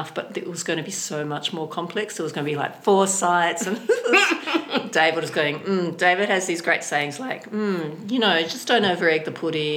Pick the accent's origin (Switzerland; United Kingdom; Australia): Australia; Sydney, New South Wales; now in Hobart, Australia; I come from Sydney, and then Hobart